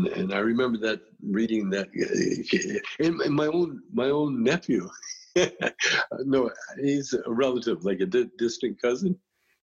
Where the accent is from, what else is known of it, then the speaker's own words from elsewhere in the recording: Calgary, Alberta, Canada; we're a Canadian school